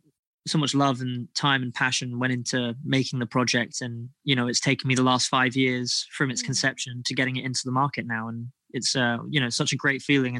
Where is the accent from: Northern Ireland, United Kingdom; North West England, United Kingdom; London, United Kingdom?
London, United Kingdom; Kingston upon Thames; I am from Kingston, up on Thames.